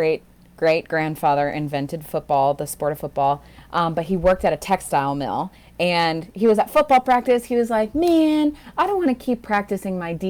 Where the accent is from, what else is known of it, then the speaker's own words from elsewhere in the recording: New England, United States; we're all from New England here